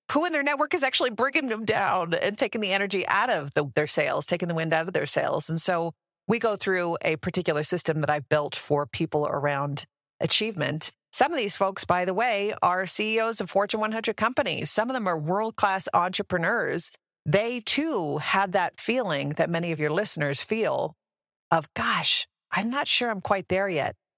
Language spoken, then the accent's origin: English; Canada; moved away as an adult; also born or lived in Denver, Colorado; now in United States; I actually born and raised in Canada, moved down to the U S ten years ago